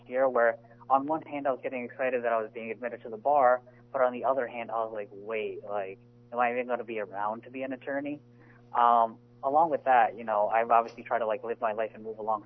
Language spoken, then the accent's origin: English; New Jersey, United States; I grew up in New Jersey, specifically in South Jersey